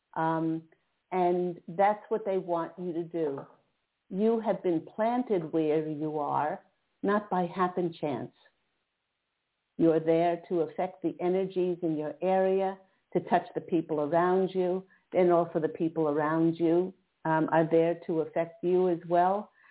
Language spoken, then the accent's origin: English; East Coast, United States; now in Southern California, United States; I'm in Southern California now, but I remember uh, growing up on the East Coast